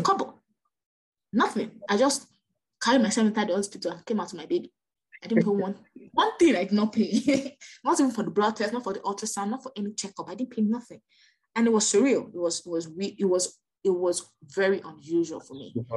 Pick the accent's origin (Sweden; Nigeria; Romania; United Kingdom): Nigeria; I'm Nigerian